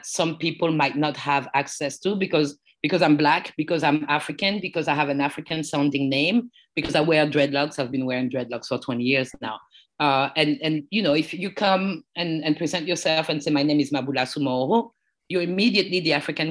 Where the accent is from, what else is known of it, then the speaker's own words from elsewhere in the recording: Paris, Île-de-France, France; English is a second language; also born or lived in United States; I was born in Paris, France, and my parents came from the Ivory Coast